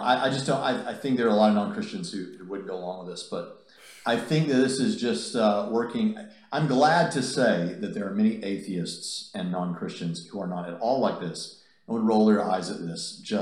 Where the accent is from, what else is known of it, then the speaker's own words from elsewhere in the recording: Nashville, Tennessee, United States; Nashville, Tennessee, not far from here, my hometown, what I consider to be my hometown